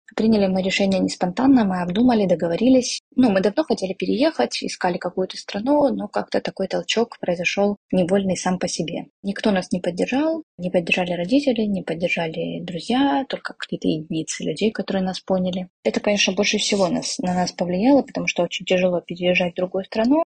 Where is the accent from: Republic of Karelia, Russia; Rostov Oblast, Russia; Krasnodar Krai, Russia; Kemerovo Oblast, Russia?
Rostov Oblast, Russia; Shakhty; moved away as an adult; also born or lived in Moscow; now in Thailand; я из города Шахты, Ростовской области, проучилась там в школе